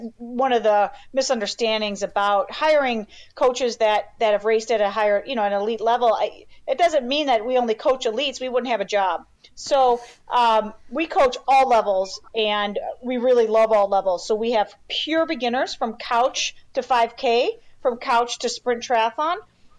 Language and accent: English; Chicago, Illinois, United States; So born and raised in Chicago, you know, born and raised in the Chicago suburbs. So, nice. In a trailer. So I am pure Midwest, white trash.